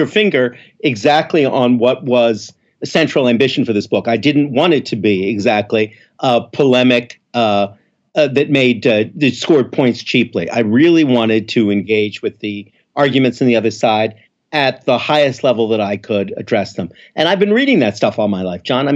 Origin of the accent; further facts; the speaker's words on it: Montreal, Quebec, Canada; moved away as an adult; also born or lived in Philadelphia; now in New York, United States; Not born in Philadelphia, as it happens, but grew up in Montreal